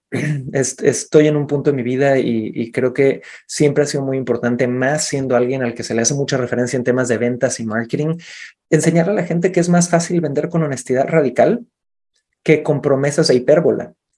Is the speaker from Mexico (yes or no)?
yes; Cancún, Quintana Roo, Mexico; moved away; also born or lived in Santiago, Chile; nací en Cancún